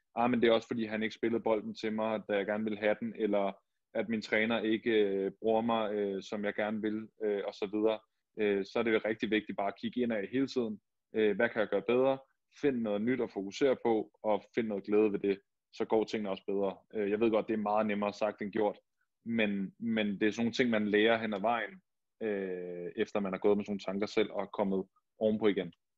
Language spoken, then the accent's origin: Danish; Denmark; moved away as an adult; also born or lived in Barcelona / Hamburg / Hannover